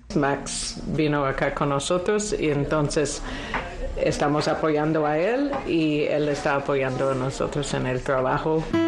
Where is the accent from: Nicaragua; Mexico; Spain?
Nicaragua; moved away as an adult; now in United States; Yo conservo la esperanza de regresar a Nicaragua pronto